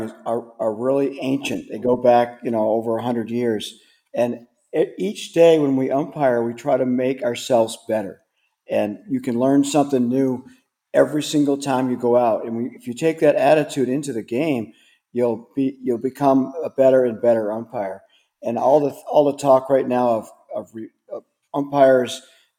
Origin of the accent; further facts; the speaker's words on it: Ohio, United States; I was from Ohio